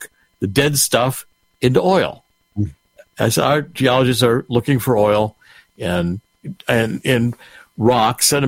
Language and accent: English; Cleveland, Ohio, United States; I was raised in Cleveland